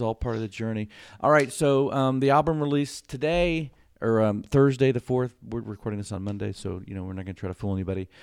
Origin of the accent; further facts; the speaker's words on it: Houston, Texas, United States; we live probably 20 minutes outside of the city in Houston